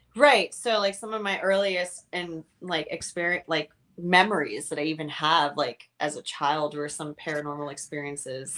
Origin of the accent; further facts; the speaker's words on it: Miami, Florida, United States; moved away as an adult; also born or lived in California; I'm from Miami, Florida. I grew up here, um, but then I left in my very, very wee 20s over to um, California